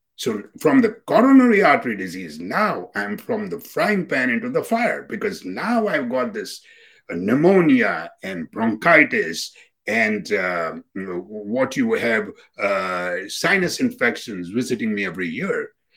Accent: India; now in United States; we South Asians Indians

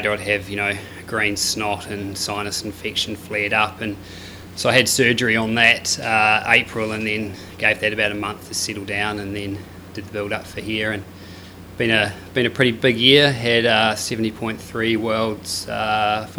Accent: New Zealand; now in Australia; being a Kiwi living in Aussie

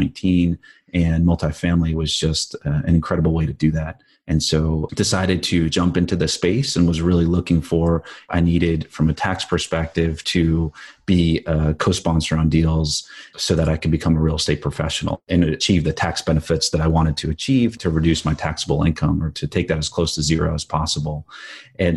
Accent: New Jersey, United States; I grew up in the East Coast in New Jersey

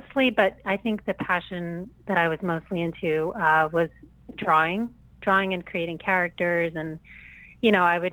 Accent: New Jersey, United States; I am originally from New Jersey

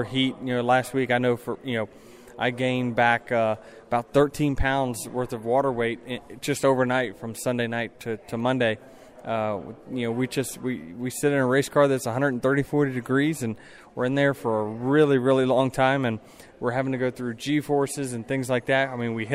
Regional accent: Virginia, United States; now in Charlotte, United States; I grew up in Virginia

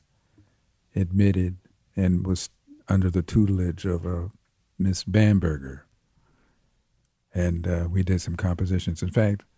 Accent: Los Angeles, California, United States; also born or lived in Manhattan, New York / Sacramento / San Francisco / Philadelphia; I grew up in Los Angeles. My parents moved to LA when I was 8. So I went through all my teenage years

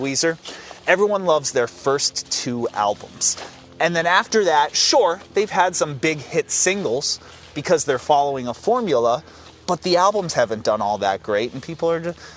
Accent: Acton, Massachusetts, United States; Acton is my hometown

